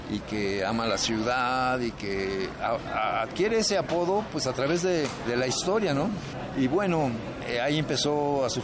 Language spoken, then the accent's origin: Spanish; Morelia, Michoacán, Mexico; also born or lived in Veracruz / Mexico City / Los Angeles / Tijuana; Yo nací en Veracruz, de donde es mi mamá, pero no conozco bien Veracruz, eh, más bien crecí entre Morelia, la Ciudad de México, Los Ángeles y Tijuana.